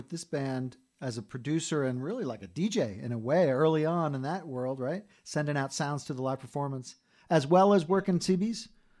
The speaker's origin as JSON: {"language": "English", "area": "Sussex County", "region": "New Jersey", "country": "United States", "said": "I was up from Sussex County, New Jersey"}